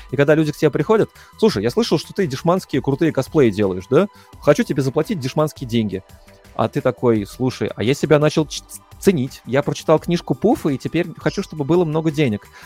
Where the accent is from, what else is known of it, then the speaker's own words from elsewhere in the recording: Moscow, Russia; я не американец, я москвич. Я зажравшийся москвич